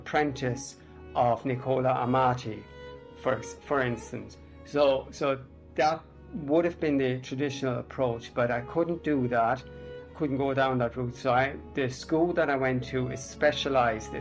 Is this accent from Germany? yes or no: yes; Germany; also born or lived in England; now in Ireland; I was born in Germany. I've been living here in Ireland since 1994.